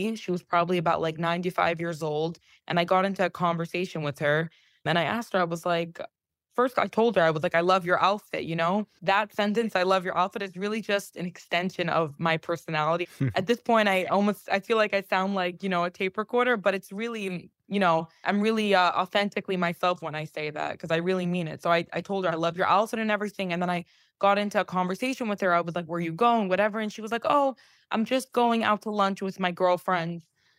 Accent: Palm Beach, Florida, United States; moved away as an adult; also born or lived in New York; I grew up in Palm Beach. I lived in New York for the past 7.5 years. And then about 11 months ago, I think it's about a year now, I moved back to Palm Beach.

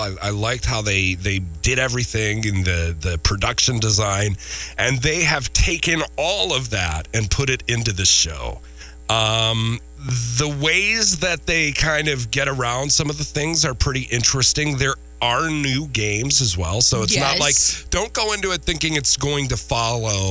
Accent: Minneapolis, Minnesota, United States; moved away; I hail from Minneapolis

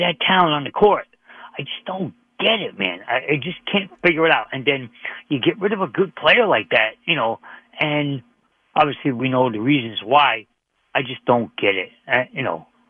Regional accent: Brooklyn, New York, United States; now in Hamden, Connecticut, United States; I was born in Brooklyn

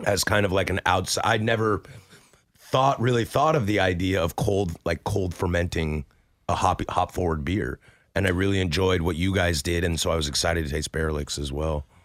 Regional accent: Pacific Northwest, United States; born and raised in the Pacific Northwest

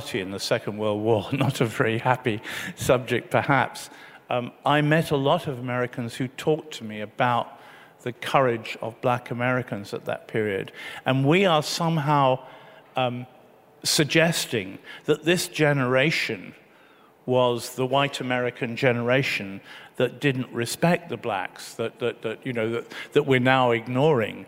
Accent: United Kingdom; my country

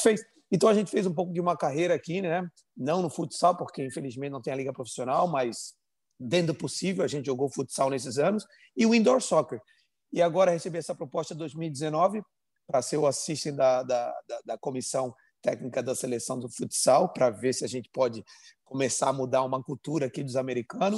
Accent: Florianópolis, Santa Catarina, Brazil; moved away as an adult; now in United States; Eu sou de Florianópolis

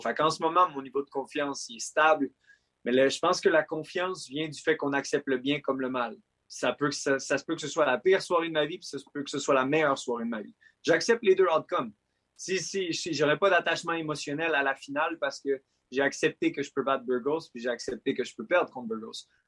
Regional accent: Quebec, Canada; Je suis un Québécois, je suis un Canadien.

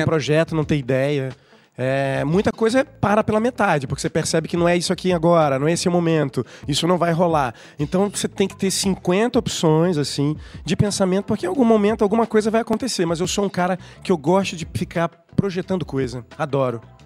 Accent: Pernambuco, Brazil; pernambucano. Minha mãe e meu pai, cariocas, resolveram morar em Recife em 1970

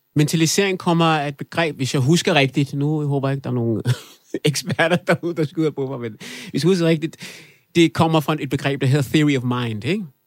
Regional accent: Kokkedal, Capital Region of Denmark, Denmark; also born or lived in Afghanistan; Det kvarter, jeg voksede op i i Kokkedal

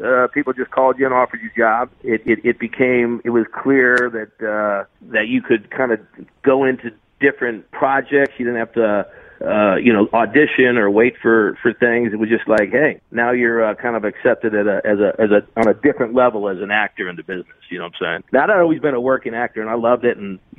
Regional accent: South Bend, Indiana, United States; moved away as an adult; I grew up in South Indiana

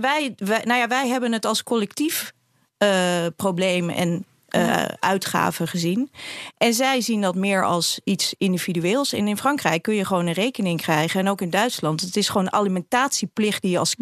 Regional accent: Amsterdam, North Holland, Netherlands; ik kom ook uit Amsterdam

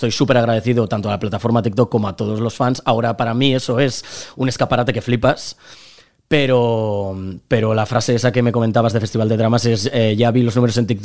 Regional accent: Lleida, Catalonia, Spain; born there; also born or lived in Barcelona; now in Torrefarrera, Spain; yo he vivido ocho años en Barcelona, no soy de Barcelona, yo, yo nací en Lleida y vivo en Torre Torrefarrera ahora mismo, aunque nada me mudaré a Madrid

